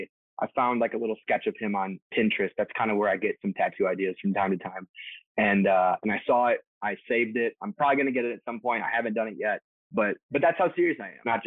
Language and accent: English; Detroit, Michigan, United States; I grew up just outside Detroit